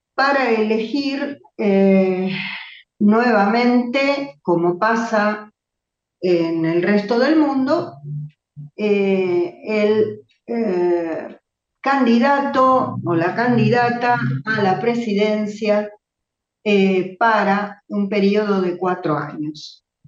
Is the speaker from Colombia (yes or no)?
no; Argentina; para nosotros como argentinos